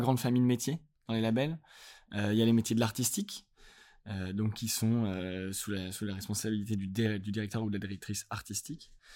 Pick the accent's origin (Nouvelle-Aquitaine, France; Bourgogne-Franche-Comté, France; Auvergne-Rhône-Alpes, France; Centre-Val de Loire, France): Auvergne-Rhône-Alpes, France; Lyon; now in Paris, France; je suis, je viens de Lyon. J'habite à Paris